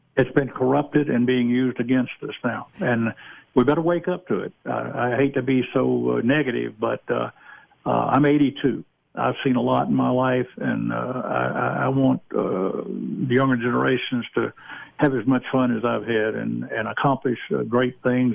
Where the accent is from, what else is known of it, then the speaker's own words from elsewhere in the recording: Georgia, United States; I'm originally from Georgia.